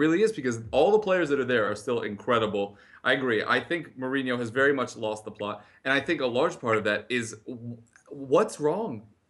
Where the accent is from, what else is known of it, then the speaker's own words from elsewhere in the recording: United States; As an American sports fan, we love a curse, right?